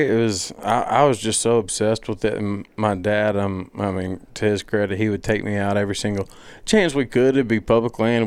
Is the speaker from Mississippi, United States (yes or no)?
yes; Madison, Mississippi, United States; I'm from Madison